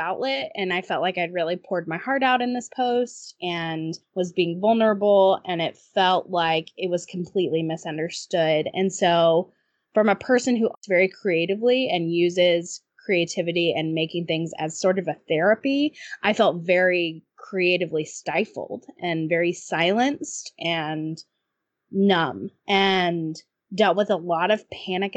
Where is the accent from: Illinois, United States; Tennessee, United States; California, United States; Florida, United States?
Tennessee, United States; Nashville; I grew up in Nashville